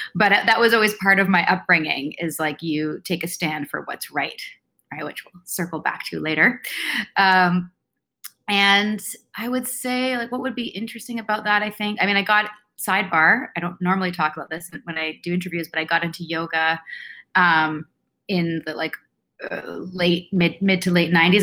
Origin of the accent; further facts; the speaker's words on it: Vancouver, British Columbia, Canada; I grew up in Vancouver, um, born and raised here